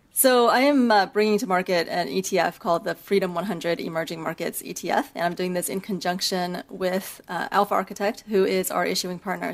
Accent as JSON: {"language": "English", "region": "Beijing", "country": "China", "tie": "born or raised there", "also_born_or_lived": "United States", "moved": "yes", "said": "I'm actually from China. I grew up half in China and half in the US. I was born in Beijing"}